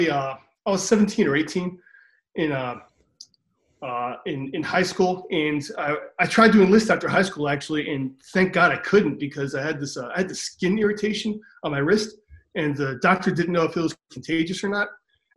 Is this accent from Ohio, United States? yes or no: yes; Cleveland, Ohio, United States; Cleveland, Ohio.